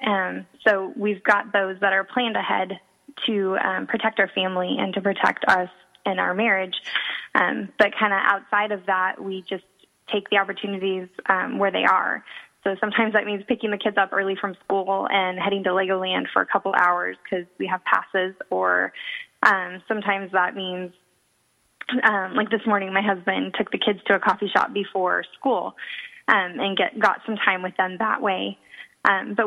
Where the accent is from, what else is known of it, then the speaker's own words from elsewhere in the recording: Portland, Oregon, United States; also born or lived in San Jose, California / Modesto, California; now in San Marcos, United States; I'm originally from Portland, Oregon